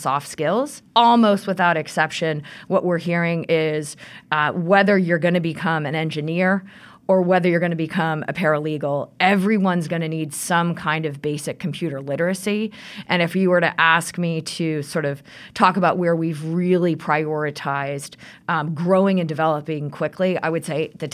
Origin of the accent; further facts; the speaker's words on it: Midwest, United States; moved away as an adult; now in Rhode Island, United States; So I moved to Rhode Island 20 years ago. I'm a Midwesterner